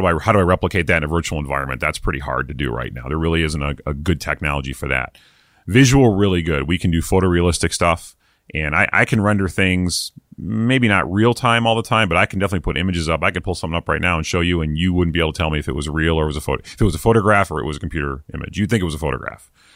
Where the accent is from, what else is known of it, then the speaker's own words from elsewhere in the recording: East Coast, United States; moved away; I'm from the East Coast originally.